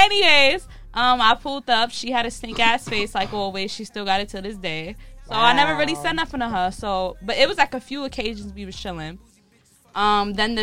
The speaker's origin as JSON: {"language": "English", "town": "New York City", "region": "New York", "country": "United States", "said": "I'm from Old Metro on 102nd and first, so I know like everybody from first"}